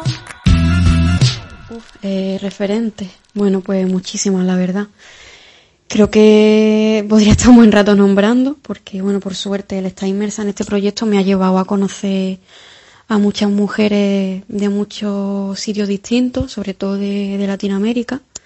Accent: Jaén, Andalusia, Spain; moved away as an adult; now in Cádiz, Spain; yo soy una chavalita de Jaén, que llevo ya unos 6 o 7 años por Cádiz viviendo

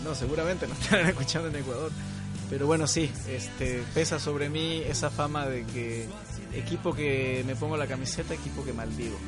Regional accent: Yucatán, Mexico; moved away as an adult; now in Concepción, Chile; yo soy mitad mexicano. Bueno, soy mexicano, pero tengo ascendencia uruguaya

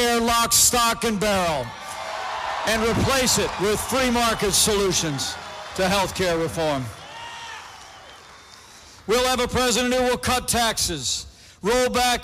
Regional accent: Indiana, United States; I'm from Indiana

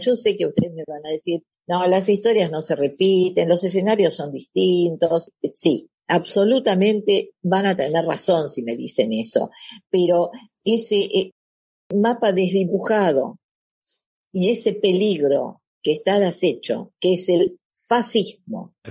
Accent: Argentina; nosotros nosotros digo, la Argentina

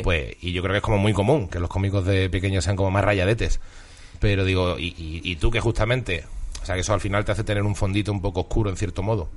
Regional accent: Seville, Andalusia, Spain; also born or lived in Huelva; Yo nací en Huelva, me crié en Sevilla, pero tengo media familia vasca.

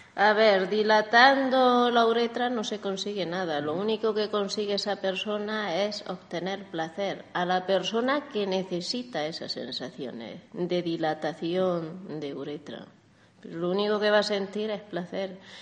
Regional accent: Granada, Andalusia, Spain; now in Barcelona, Spain; yo como soy de Andalucía, soy de Granada

